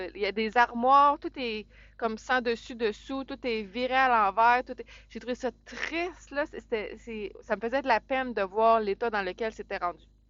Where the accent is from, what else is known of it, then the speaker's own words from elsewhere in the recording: Saint-Jérôme, Quebec, Canada; je viens de Saint-Jérôme